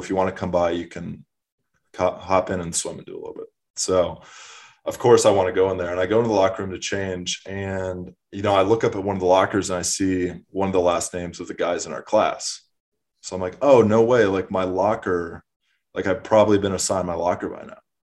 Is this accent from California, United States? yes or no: no; Minneapolis, Minnesota, United States; now in Austin, United States; I'm originally from Minneapolis, Minnesota